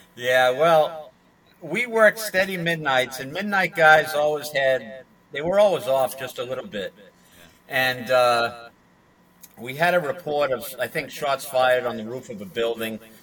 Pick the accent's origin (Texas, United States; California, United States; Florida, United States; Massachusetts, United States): Massachusetts, United States; moved away as an adult; also born or lived in Flushing, Queens, New York